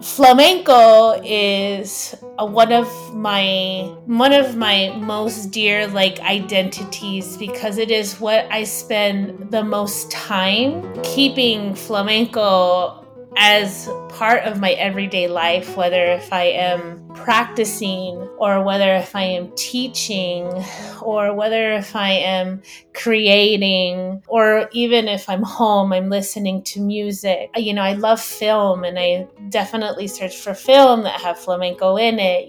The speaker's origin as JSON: {"language": "English", "town": "Tucson", "region": "Arizona", "country": "United States", "tie": "born or raised there", "also_born_or_lived": "New Mexico / Phoenix, Arizona", "said": "I am born and raised in Tucson"}